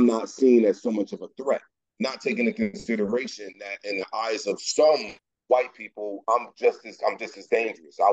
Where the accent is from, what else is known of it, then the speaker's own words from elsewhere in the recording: Hartford, Connecticut, United States; I'm from Hartford